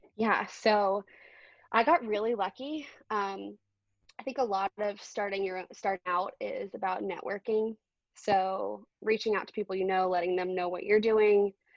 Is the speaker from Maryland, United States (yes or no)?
yes; Baltimore, Maryland, United States; I grew up in Baltimore too